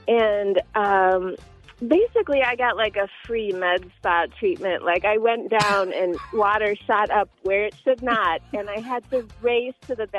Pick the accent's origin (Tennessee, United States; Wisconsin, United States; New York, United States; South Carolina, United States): Wisconsin, United States; I grew up in Wisconsin, so naturally we went to Wisconsin Dells every summer